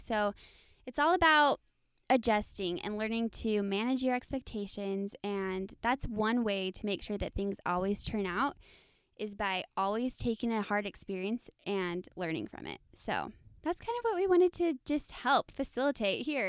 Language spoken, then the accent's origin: English; Texas, United States; moved away as an adult; also born or lived in Idaho / Utah; now in Arizona, United States; I am from Texas, so yes, Southern Belles